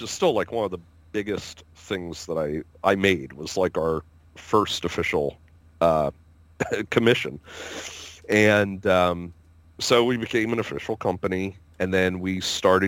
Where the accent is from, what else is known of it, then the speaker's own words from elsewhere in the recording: Pennsylvania, United States; we said, PA